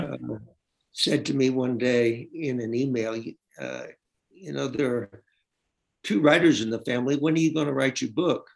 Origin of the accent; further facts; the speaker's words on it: Tennessee, United States; I'm from Tennessee